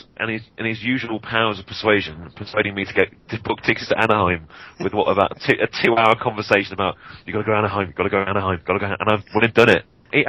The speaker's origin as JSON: {"language": "English", "town": "Leamington Spa", "region": "West Midlands", "country": "United Kingdom", "tie": "born or raised there", "said": "my hometown, Leamington"}